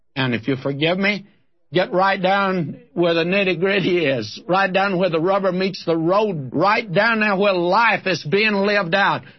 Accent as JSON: {"language": "English", "region": "Texas", "country": "United States", "tie": "born or raised there", "moved": "yes", "lives_now": "Southern California, United States", "said": "I'm a Texan who wants to go back there. That's where I lived as a boy"}